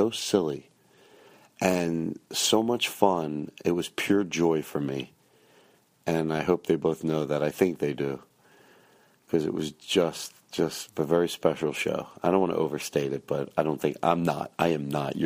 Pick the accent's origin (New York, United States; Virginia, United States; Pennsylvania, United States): Pennsylvania, United States; Philadelphia; moved away; I'm in Philadelphia right now, and I'm having a good time. It's fun to be able to be in my hometown and stay in the city.